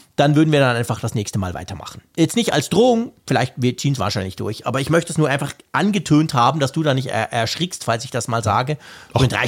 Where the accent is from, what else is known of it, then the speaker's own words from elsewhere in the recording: Switzerland; als Schweizer